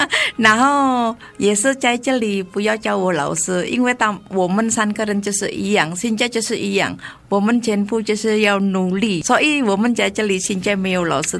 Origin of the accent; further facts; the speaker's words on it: Indonesia; Chinese is a second language; now in Taiwan; 好，我们在印尼那那边叫